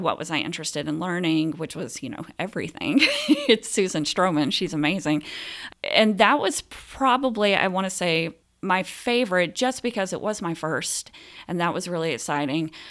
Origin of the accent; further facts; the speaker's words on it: Phenix City, Alabama, United States; also born or lived in Columbus, Georgia; now in Omaha, United States; I was born in Columbus, Georgia, and raised in Phoenix City, Alabama